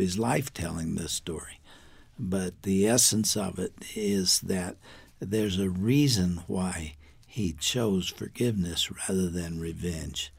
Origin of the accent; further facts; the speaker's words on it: United States; as an American